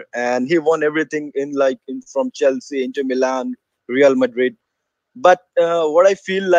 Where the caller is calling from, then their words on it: India; I'm from India. It's like 4 a.m. in the morning.